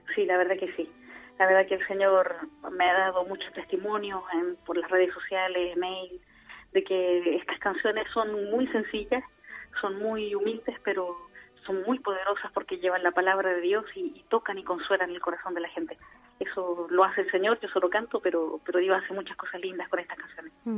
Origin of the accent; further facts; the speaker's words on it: Chile; also born or lived in Argentina / Rome; chilena, no le digo, es mi único defecto